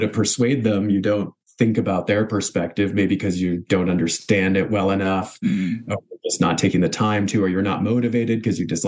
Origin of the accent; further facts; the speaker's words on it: the South, United States; now in Bay Area, California, United States; experiences I had growing up in the South.